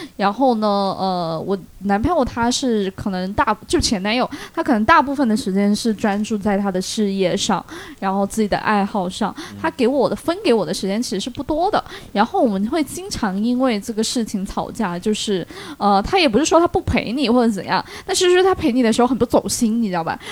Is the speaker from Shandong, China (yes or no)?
yes; Shandong, China; 我们山东人